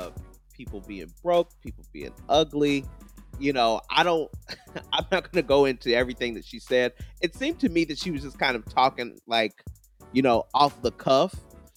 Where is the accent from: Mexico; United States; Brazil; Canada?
United States; Texas; and I'm also from Texas as well.